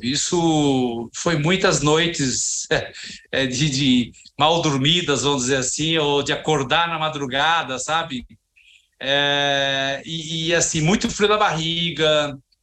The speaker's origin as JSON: {"language": "Portuguese", "town": "Joanópolis", "region": "São Paulo", "country": "Brazil", "tie": "born or raised there", "said": "Eu é, vim de Joanópolis, interior de São Paulo, uma cidadezinha maravilhosa"}